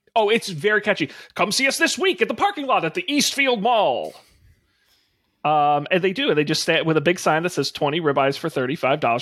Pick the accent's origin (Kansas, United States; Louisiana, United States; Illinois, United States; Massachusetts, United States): Massachusetts, United States; I'm from Massachusetts